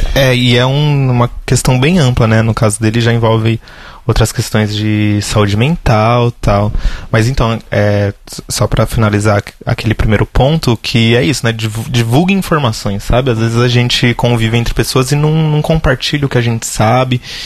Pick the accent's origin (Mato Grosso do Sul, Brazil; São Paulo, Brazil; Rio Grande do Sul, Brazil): São Paulo, Brazil; Guarulhos; cresci lá no Continental 3, em Guarulhos